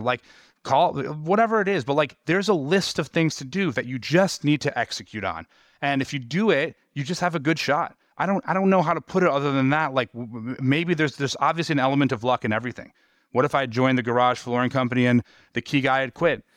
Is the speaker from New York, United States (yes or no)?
yes; New York, United States; moved away; my hometown in New York